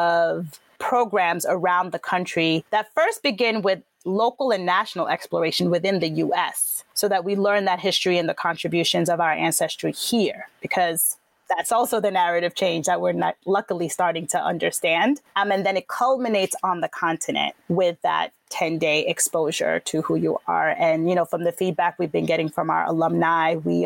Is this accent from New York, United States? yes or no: yes; New York City, New York, United States; I grew up in New York City, by the way, loved that part of it. And I grew up in Briarwood, specifically within Queens.